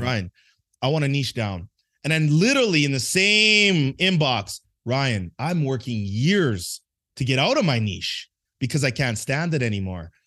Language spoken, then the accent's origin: English; Edmonton, Alberta, Canada; moved away; I grew up in a place called Edmonton, Alberta, Canada